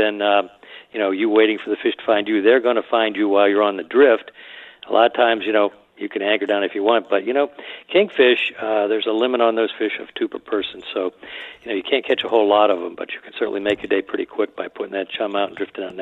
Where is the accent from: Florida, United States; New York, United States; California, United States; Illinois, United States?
Florida, United States; Miami; when I was a boy growing up in Miami down in South Bay